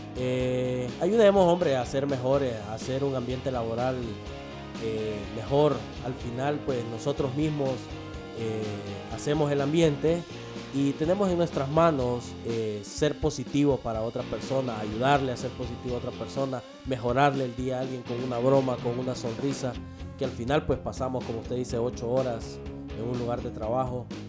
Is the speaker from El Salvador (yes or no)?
yes; El Salvador; now in Honduras; soy el guanaco